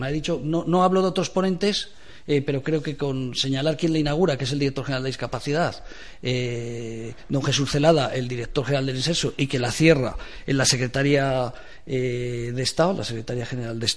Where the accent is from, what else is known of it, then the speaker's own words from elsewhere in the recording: Zaragoza, Aragon, Spain; moved away; Yo soy de Zaragoza.